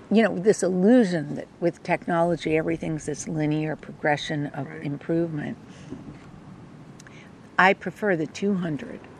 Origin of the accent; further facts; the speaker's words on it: East Coast, United States; I was from the East, so